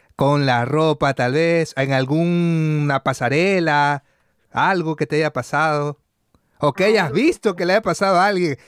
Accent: Guayaquil, Guayas, Ecuador; accent: guayaco; moved away; mi acento es guayaco, le digo. Yo soy guayaco

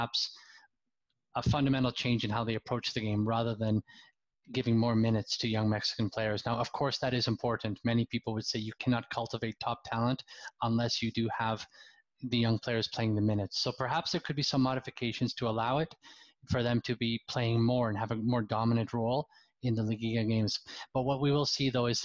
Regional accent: England, United Kingdom; moved away; my home country, the UK, England

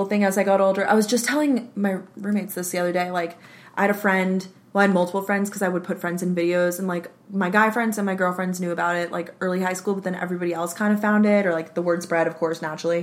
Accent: Long Island, New York, United States; I worked at a, like, local Italian Ice, because I'm from Long Island, New York

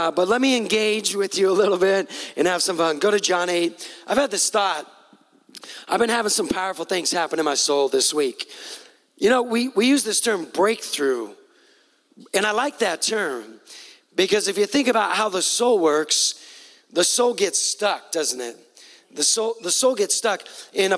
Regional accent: Pacific Northwest, United States; I'm from the Northwest. That's the good corner

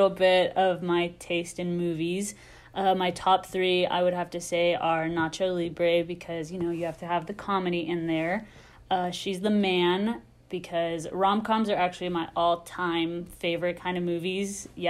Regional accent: Midland, Texas, United States; I am 20 years old. I'm from Midland, Texas, super west, super country

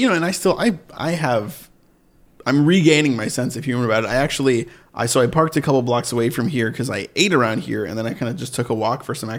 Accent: Sharon, Massachusetts, United States; Massachusetts, baby.

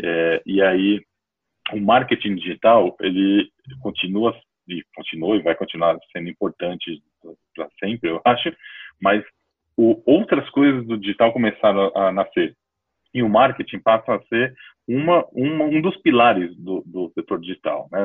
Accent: São Paulo, Brazil; Eu sou de São Paulo, nasci aqui em São Paulo mesmo

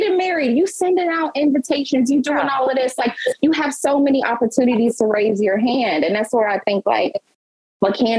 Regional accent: Mississippi, United States; I'm from Mississippi

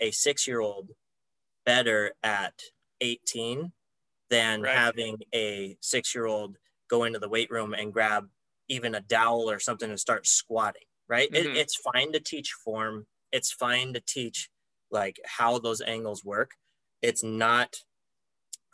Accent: Sandpoint, Idaho, United States; where I grew up in Sandpoint

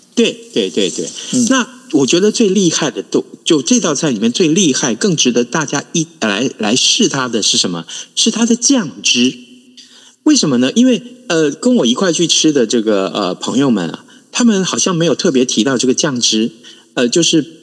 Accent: Tainan, Taiwan; 我是在台南出生

